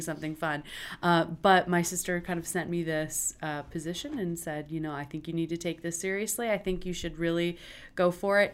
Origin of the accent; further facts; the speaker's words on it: Luther, Michigan, United States; moved away as an adult; also born or lived in Charlotte, North Carolina; I'm sh, from a little town called Luther, up closer to Traverse City than Grand Rapids, but I'm from West Michigan.